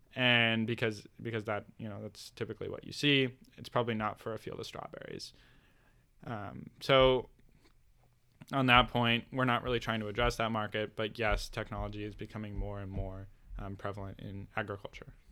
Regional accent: Bend, Oregon, United States; I'm from Bend. We have the most breweries per capita in the world

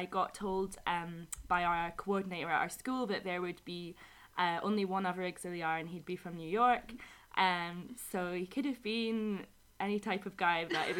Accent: Scotland, United Kingdom; moved away as an adult; now in Madrid, Spain; I am from Scotland, and unfortunately I've only got about another 2 weeks left in Madrid, but I've been here since September teaching with the British Council

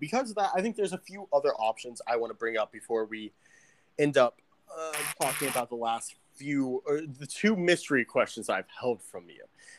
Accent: Illinois, United States; I'm from Illinois.

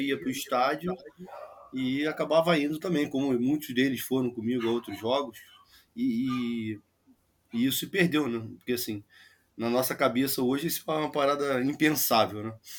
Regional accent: Rio de Janeiro, Brazil; eu sou carioca, criado em Jacarepaguá, em rua de casa

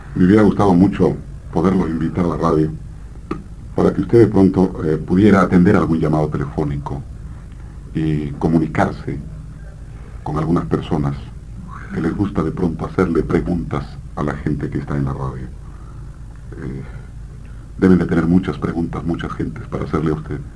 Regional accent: Peru; moved away as an adult; now in Argentina; soy peruano, tengo 17 años aquí

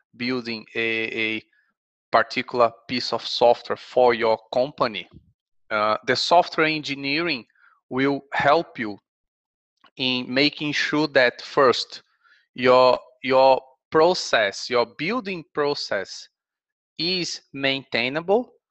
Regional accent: Brazil; moved away as an adult; also born or lived in Kent, England; now in Sheffield, United Kingdom; I'm from Brazil, so I've done my undergraduate and master's degree there.

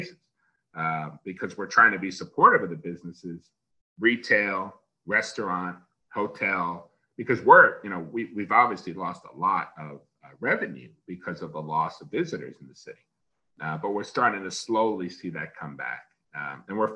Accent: Long Island, New York, United States; moved away; growing up on Long Island, I grew up in the New York, so that's the New York City television market

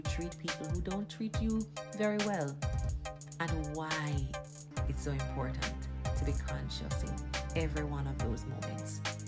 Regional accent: Jamaica; accent: Jamaican patois; first language Jamaican Patois; I went in with my Jamaican patois.

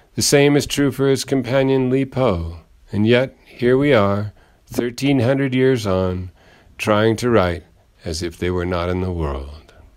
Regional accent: Ireland; I am an Irish poet

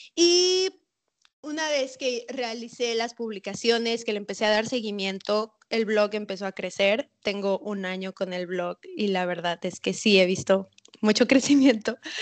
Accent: Mérida, Yucatán, Mexico; also born or lived in Mexico City; Yo nací en Ciudad de México. Luego me mudé aquí a Mérida

